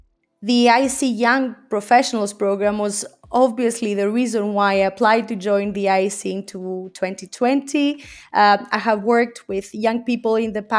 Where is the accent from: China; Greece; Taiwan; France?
Greece; moved away as an adult; now in Geneva, Switzerland; In 2009, I came from Greece to Geneva in Switzerland to continue my studies in international relations and diplomacy, and then I stayed.